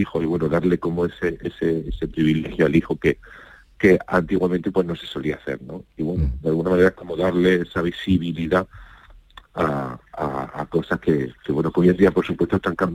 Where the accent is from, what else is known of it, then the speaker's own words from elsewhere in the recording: Andalusia, Spain; Hemos dejado muy claro que somos de Andalucía, que venimos de ahí, que tenemos fuerza y que vamos a luchar por, por nuestra Andalucía